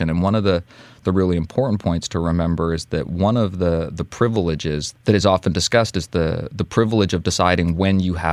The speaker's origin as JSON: {"language": "English", "country": "Russia", "said": "tell someone I'm from Russia, I get that Family Guy joke"}